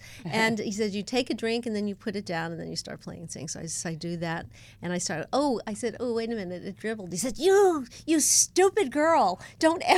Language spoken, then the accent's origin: English; New York City, New York, United States; moved away as an adult; also born or lived in Yonkers, New York; now in Los Angeles, United States; It's certainly where I'm from. I was born in the Bronx